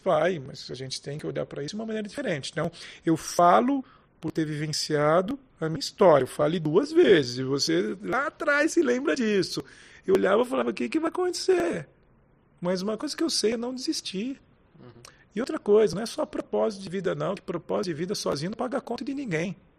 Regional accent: Brazil; como brasileiros

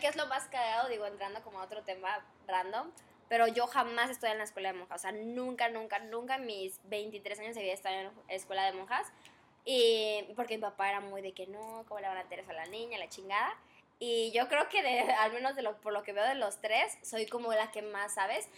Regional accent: Chetumal, Quintana Roo, Mexico; moved away; yo no soy, yo no soy de aquí, soy de Chetumal, un pueblito precioso

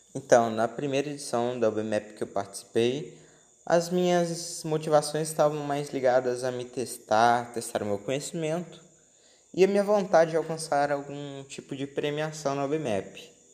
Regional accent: Palmas, Tocantins, Brazil; nasci em Palmas e sempre morei aqui com os meus pais

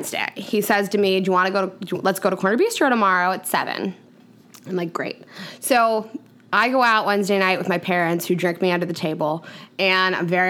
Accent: Pittsburgh, Pennsylvania, United States; now in New York City, United States; I grew up in Pittsburgh

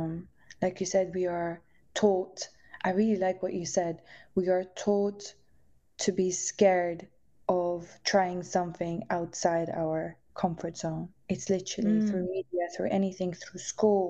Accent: Netherlands; moved away; also born or lived in London; I was growing up in the Netherlands

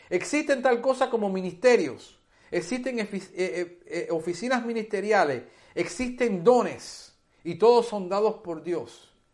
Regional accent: Hialeah, Florida, United States; also born or lived in Cuba; yo soy cubano, criado en los Estados Unidos, en una ciudad que se llama Hialeah, en la Florida donde nadie habla castellano.

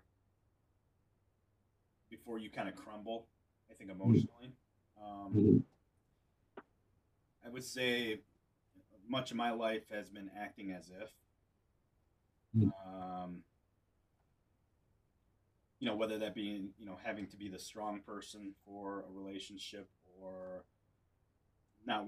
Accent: North Central Wisconsin, United States; also born or lived in military bases; growing up in North Central Wisconsin

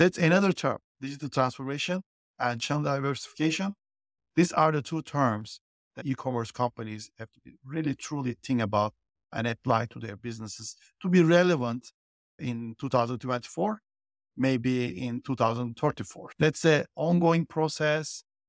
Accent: Turkey; now in United States; because I live in the US, I'm originally from Turkey. But pretty much my professional life been always in the US

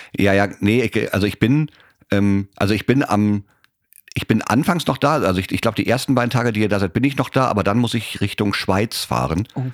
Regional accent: Germany; Ich so, äh, Germany

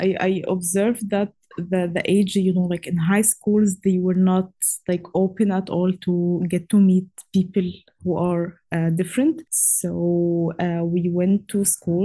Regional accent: Cairo, Cairo Governorate, Egypt; moved away as an adult; now in Karlovac, Croatia; I'm from Cairo, Egypt

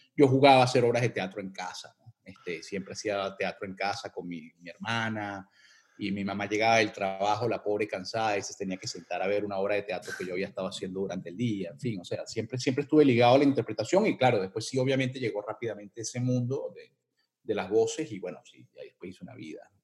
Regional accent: Caracas, Capital District, Venezuela; accent: Venezuelan; moved away as an adult; yo me crié en las calles de los Palos Grandes, este, eh, en Cebucán, este, después me mudé a Bellomonte, Colinas de Bellomonte

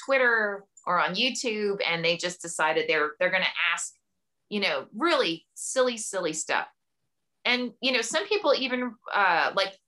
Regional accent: Camden, New Jersey, United States; I grew up in Camden, New Jersey, which at the time was one of the most dangerous cities in America

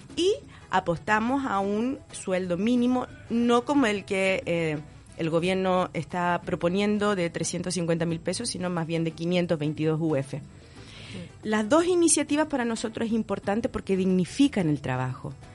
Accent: Chile; mi país

